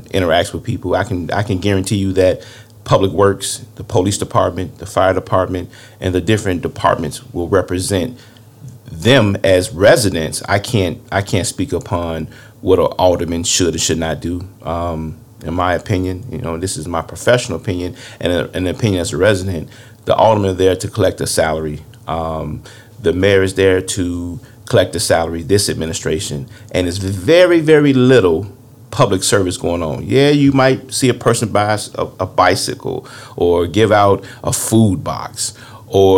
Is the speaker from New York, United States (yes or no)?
no; Harvey, Illinois, United States; When I grew up in Harvey back in the 70s and 80s, we didn't even lock our front door or back door